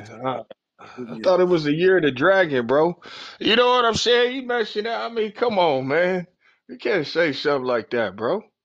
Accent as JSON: {"language": "English", "region": "Oklahoma", "country": "United States", "tie": "born or raised there", "said": "growing up in Oklahoma"}